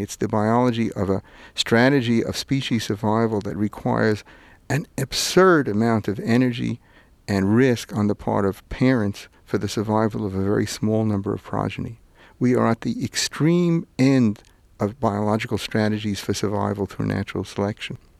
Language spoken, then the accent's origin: English; New York City, New York, United States; also born or lived in Manhattan / Vermont; where I grew up in Brooklyn and see where I live in Manhattan